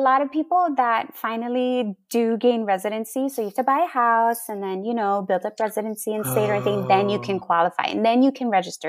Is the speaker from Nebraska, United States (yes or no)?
no; Oklahoma, United States; born there; I was born in Oklahoma.